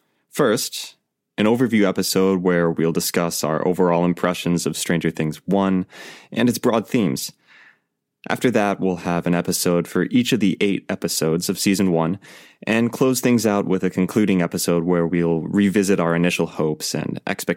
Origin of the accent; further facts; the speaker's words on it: United States; now in Montreal, Canada; I'm a musician who grew up in small town America, and I'm now living here in Montreal.